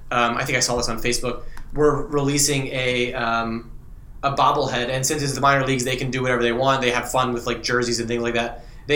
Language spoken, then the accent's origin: English; Wilmington, Delaware, United States; moved away; so I grew up in Wilmington, Delaware, probably half an hour or so south of Philadelphia.